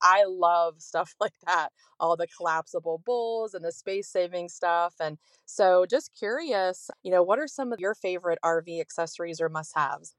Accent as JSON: {"language": "English", "region": "Ohio", "country": "United States", "also_born_or_lived": "Florida", "moved": "yes", "said": "we're from Ohio, but we started R Ving when we were in Florida, we lived there for twenty years"}